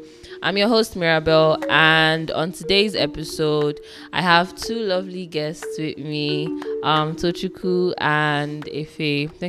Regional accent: Nigeria; I am Nigerian

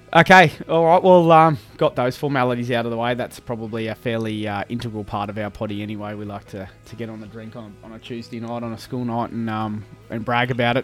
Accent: Brisbane, Queensland, Australia; we grew up, mm, born and bred in Brizzy, lived here all our lives

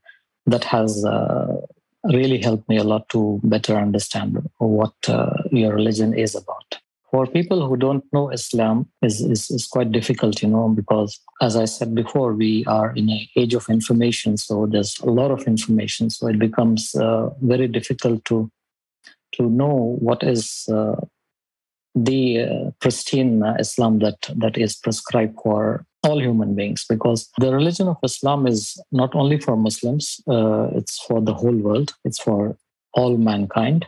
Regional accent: India; moved away as an adult; also born or lived in Saudi Arabia; now in Dubai, United Arab Emirates; I'm from India. And I've been living in Dubai for almost 15 years now

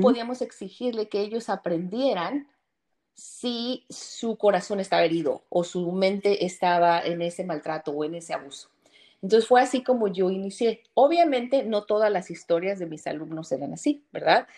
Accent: Mexico; moved away as an adult; now in Chicago, United States; Soy mexicana, pero vivo aquí hace 15 años.

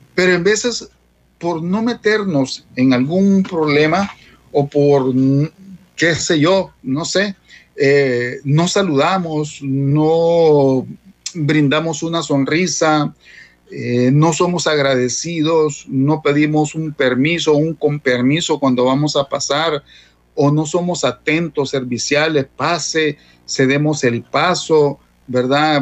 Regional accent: El Salvador; como salvadoreños

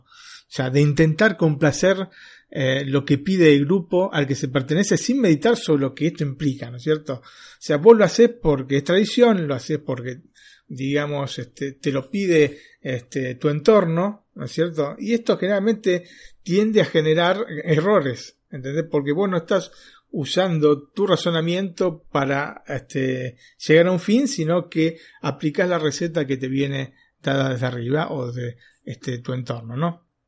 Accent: Argentina; moved away as an adult; also born or lived in northern Italy; now in Italy; yo, vengo de Argentina

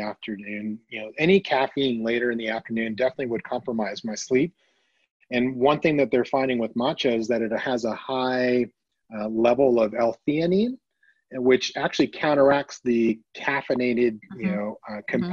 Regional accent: Canada; moved away as an adult; now in United States; I'm Canadian born and raised

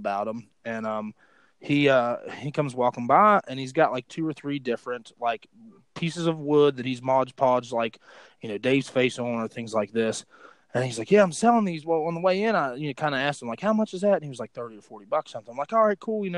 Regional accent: West Milford, West Virginia, United States; that's where I grew up, was West Milford, West Virginia

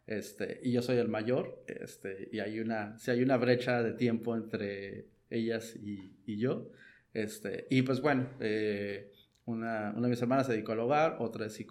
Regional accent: Tijuana, Baja California, Mexico; also born or lived in Mexico City; tengo más de 37 años aquí en Tijuana, ah, llegué chico, entonces digo, yo realmente me considero tijuanense, ¿no? Adoptado de corazón tijuanense

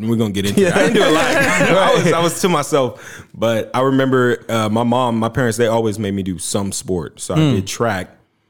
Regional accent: Mansfield, Texas, United States; also born or lived in Arlington, Texas / Denton, Texas; now in Frisco, United States; So I was born in Arlington. Then I grew up in Mansfield. So most of my life. So I would say I'm from Mansfield. And college, went to UNT, and now I'm in the Frisco area.

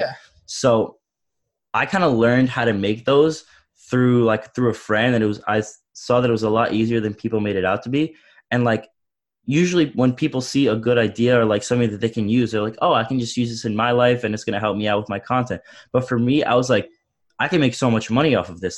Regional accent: Long Island, New York, United States; I'm from Long Island, New York

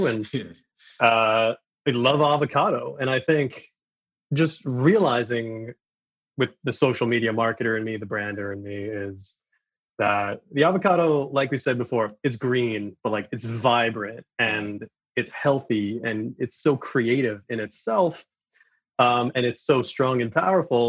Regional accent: New York City, New York, United States; Being from Queens, New York, it's kind of automatic for being exposed to basically every cuisine the planet has to offer

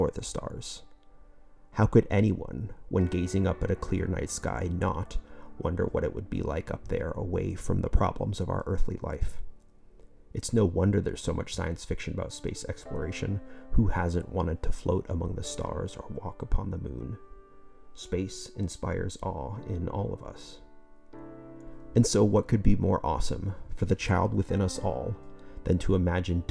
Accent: Southwest Florida, United States; I grew up in Southwest Florida, close to Everglades National Park

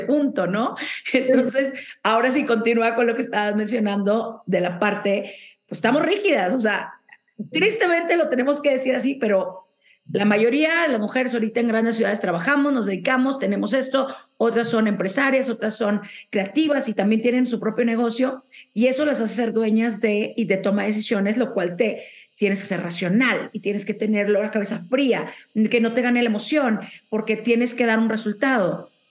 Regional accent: Monterrey, Nuevo León, Mexico; de donde soy yo, de Monterrey

